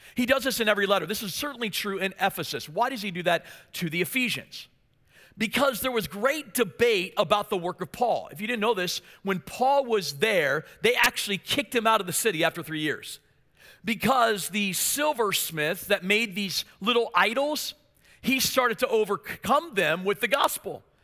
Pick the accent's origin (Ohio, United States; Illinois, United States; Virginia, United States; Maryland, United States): Maryland, United States; moved away; I was from Maryland, of course, and so my dream was to play for the Baltimore Orioles